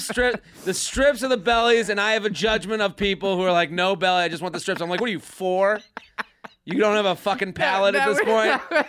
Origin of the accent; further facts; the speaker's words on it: Needham, Massachusetts, United States; I'm from Needham.